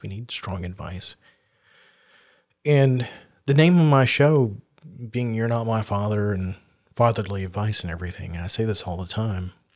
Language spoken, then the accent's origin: English; the South, United States; growing up in the South as a very aware of who I was, blonde-haired, blue-eyed, white boy